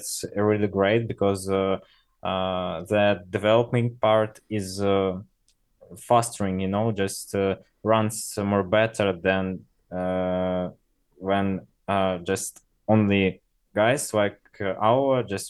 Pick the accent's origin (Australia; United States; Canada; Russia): Russia; English is a second language; we are from Russia